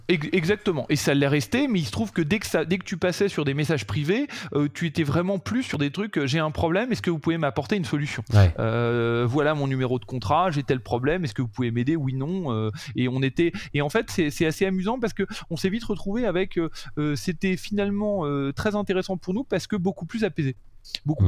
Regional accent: France; je suis français, j'habite en France et je travaille sur le marché français

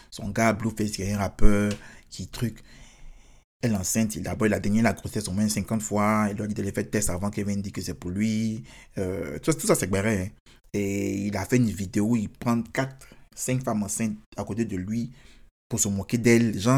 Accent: United States; Je suis américain. Donc, forcément, s'il y a quelqu'un qui attaque, qui attaque les Américains, bien sûr.

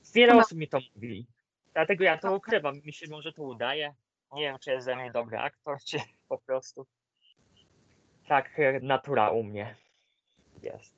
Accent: Greater Poland, Poland; mam rodzinę w Wielkopolsce, a poniekąd też jestem wielkopolaninem

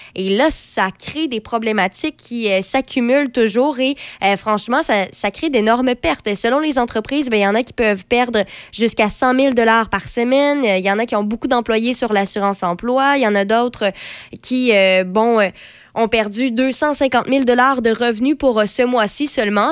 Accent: Quebec, Canada; en tant que Québécois

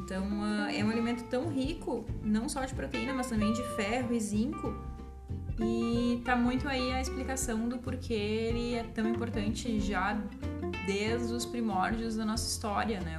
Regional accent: Brazil; nossa vida como brasileiros

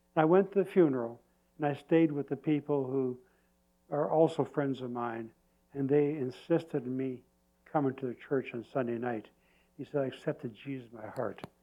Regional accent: Canada; I said, Canada.

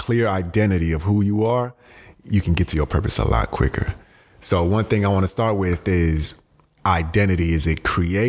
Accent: United States; also born or lived in Ghana; me being an immigrant, coming from a Ghanaian household, but growing up in America really young

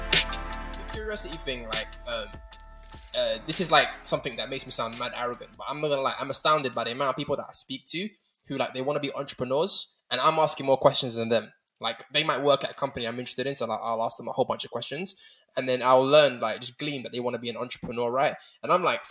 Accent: London, United Kingdom; growing up in London

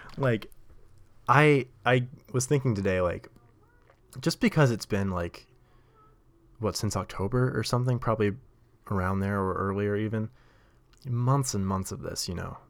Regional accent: Nashville, Tennessee, United States; moved away as an adult; now in New York, United States; I grew up in Nashville. and the South

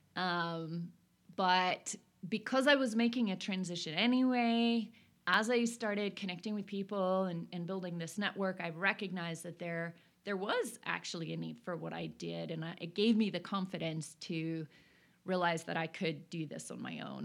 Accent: Oslo, Norway; now in Bozeman, United States; I'm born and raised in Oslo, Norway

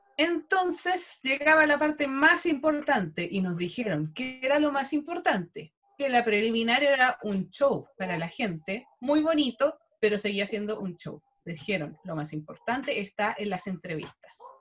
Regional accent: Chile

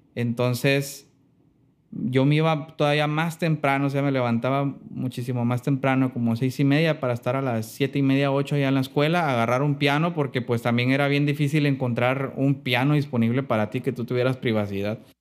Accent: Mazatlán, Sinaloa, Mexico; also born or lived in Salina Cruz, Oaxaca; yo nací en un lugar que se llama selina Cruz, en Oaxaca estuve nada más ahí en mi infancia como hasta los 8, 9 años y ya después de ahí ya me vine para acá, para Mazatlán. Entonces sí, considero que soy más, más sinaloense que, de Oaxaca.

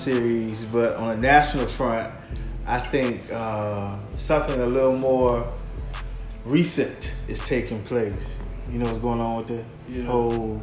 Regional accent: Selma, Alabama, United States; I'm from Selma, Alabama

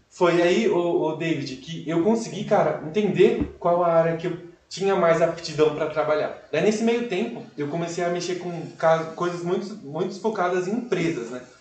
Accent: Cajamar, São Paulo, Brazil

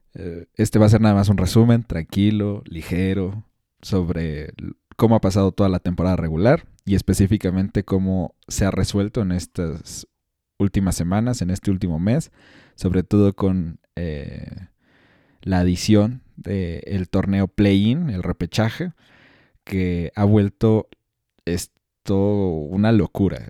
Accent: Mexico; soy mexicano y me siento orgulloso

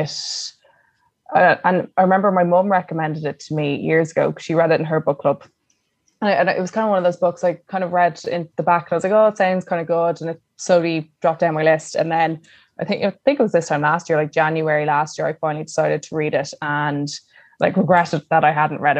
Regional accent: Ireland; we're very uncomfortable with feelings as Irish people

